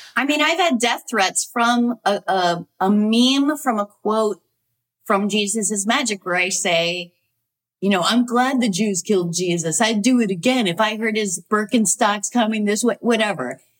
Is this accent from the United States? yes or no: yes; New Hampshire, United States; I grew up in New Hampshire, so I I didn't see a lot of theater other than like community theater.